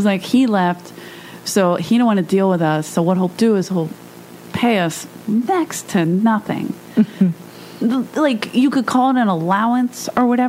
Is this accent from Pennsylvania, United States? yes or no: yes; Philadelphia, Pennsylvania, United States; moved away as an adult; now in Los Angeles, United States; I grew up in South Philly.